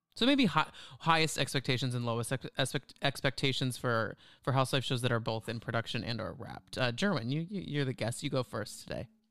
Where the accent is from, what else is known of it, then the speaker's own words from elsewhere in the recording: Texas, United States; moved away; I grew up in Texas